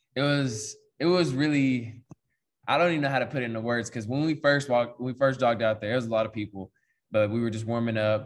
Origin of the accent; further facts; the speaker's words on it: Paris, Texas, United States; moved away as an adult; now in Manhattan, United States; growing up, you know, we're from East Texas